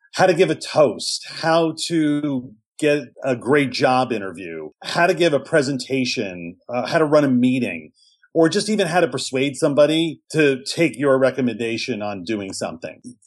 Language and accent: English; New York City, New York, United States; I grew up in New York City.